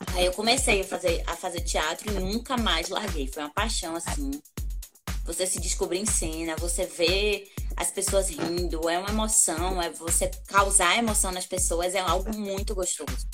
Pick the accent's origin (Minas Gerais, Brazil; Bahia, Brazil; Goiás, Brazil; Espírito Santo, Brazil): Bahia, Brazil; Salvador; now in Vitória da Conquista, Brazil; eu sou soteropolitana, sou filha de pai cearense